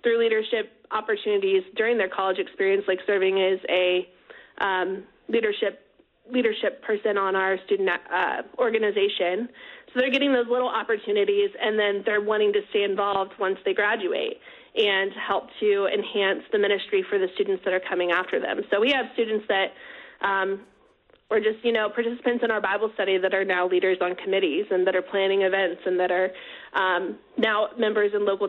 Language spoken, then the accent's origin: English; Wichita, Kansas, United States; I grew up here in Wichita, actually.